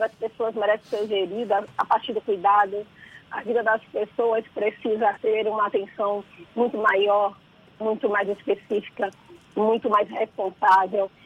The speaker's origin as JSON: {"language": "Portuguese", "town": "Salvador", "region": "Bahia", "country": "Brazil", "tie": "born or raised there", "said": "eu sou a menina que nasceu em São Gonçalo do Retiro, tenho que morar ali na Barro Reis, em um bairro que muito embora a rua se chame Doutor Estevão de Assis, as pessoas só conhecem como sertanejo. E cresci nesses ambientes"}